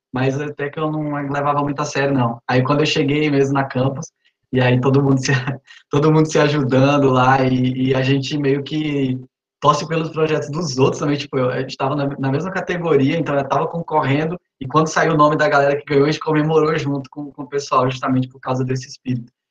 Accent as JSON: {"language": "Portuguese", "town": "Araguatins", "region": "Tocantins", "country": "Brazil", "tie": "born or raised there", "also_born_or_lived": "Recife", "lives_now": "Palmas, Brazil", "said": "sou de Araguatins, na cidade do interior do Tocantins"}